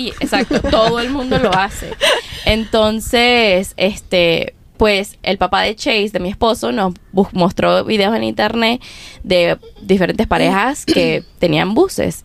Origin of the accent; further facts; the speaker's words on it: Mérida, Venezuela; moved away as an adult; also born or lived in Wisconsin / Nashville; now in United States; soy de Venezuela, soy de Mérida, me mudé a los Estados Unidos en el dos mil catorce